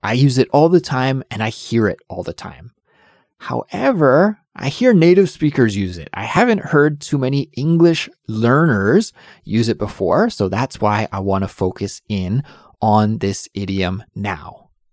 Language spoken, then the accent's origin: English; Canada; now in South Korea; Since I'm Canadian, I need a visa to live in Korea